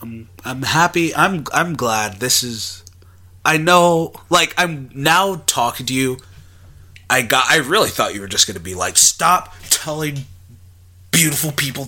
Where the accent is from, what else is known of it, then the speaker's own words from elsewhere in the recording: Texas, United States; I'm from Texas.